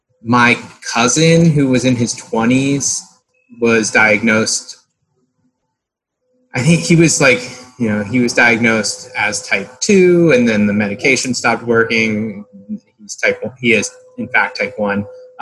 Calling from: Sarasota, Florida, United States; I'm in Sarasota, Florida.

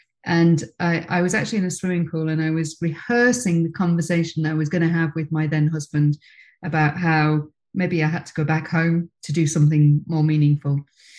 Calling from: Princes Risborough, South East England, United Kingdom; So I'm in actually rarely sunny Prince's Risborough, which is about an hour north of London, halfway between London and Birmingham.

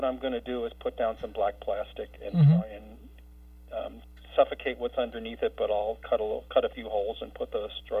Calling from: Plainfield, Vermont, United States; I'm calling from Plainfield.

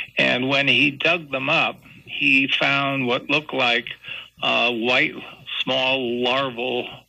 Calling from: Roxbury, Vermont, United States; I'm from Roxbury, Vermont.

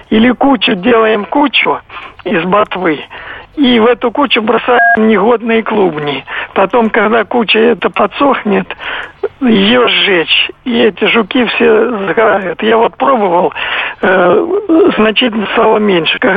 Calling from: Moscow Oblast, Russia; Я, я из Подмосковья.

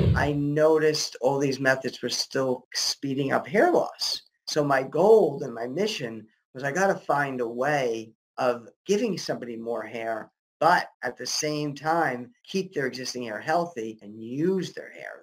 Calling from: Englewood, New Jersey, United States; I'm calling you from New Jersey. My office is in Englewood, New Jersey.

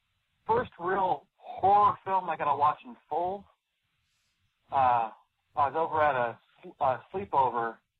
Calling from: California, United States; from Northern California.

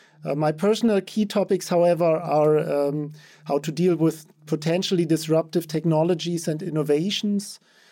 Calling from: Stuttgart, Baden-Württemberg, Germany; I'm joining you from Stuttgart in Germany.

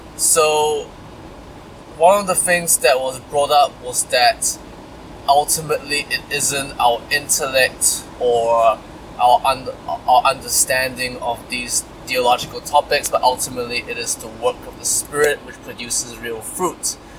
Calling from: New Zealand; I'm calling from New Zealand

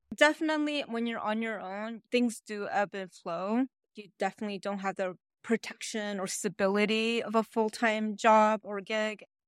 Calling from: Honolulu, Hawaii, United States; also born or lived in New York; I'm calling from Honolulu, Hawaii

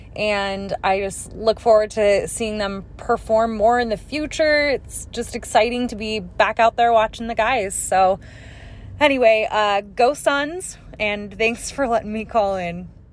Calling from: Phoenix, Arizona, United States; I'm calling from Phoenix

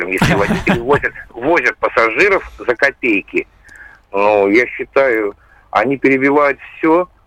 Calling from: Novosibirsk, Novosibirsk Oblast, Russia; А, здравствуйте, Андрей. Я звоню вам из Новосибирска.

